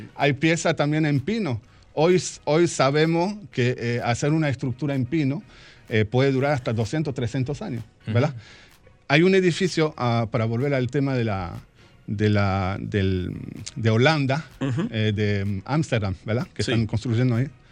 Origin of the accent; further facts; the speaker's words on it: France; also born or lived in Argentina; now in Santiago, Dominican Republic; Franco-argentino. Yo nací en Argentina y desde chiquito me fui a vivir a Francia y viví toda mi vida, la educación, todo, todo, en Francia.